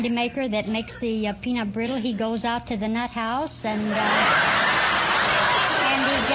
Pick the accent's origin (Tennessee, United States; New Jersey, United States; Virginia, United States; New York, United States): Tennessee, United States; Chattanooga; I'm from uh, Chattanooga, Tennessee, just below Lookout Mountain.